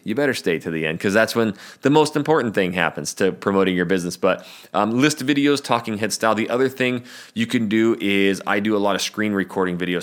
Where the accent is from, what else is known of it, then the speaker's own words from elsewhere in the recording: North Idaho, United States; moved away as an adult; also born or lived in Portland, Oregon; I'm from North Idaho